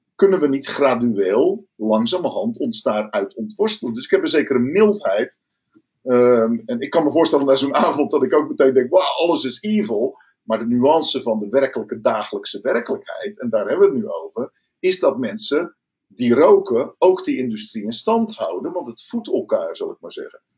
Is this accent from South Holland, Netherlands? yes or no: yes; Rotterdam, South Holland, Netherlands; ik kom uit Rotterdam